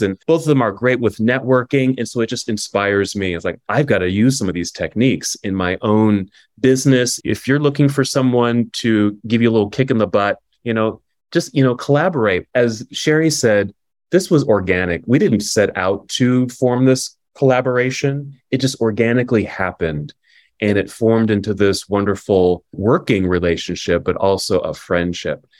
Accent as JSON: {"language": "English", "town": "Oakland", "region": "California", "country": "United States", "moved": "yes", "lives_now": "Salt Lake City, United States", "said": "I'm from Oakland, California"}